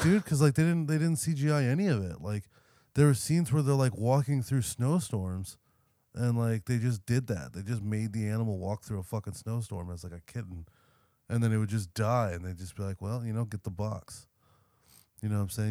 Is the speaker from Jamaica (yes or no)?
no; California, United States; we're from California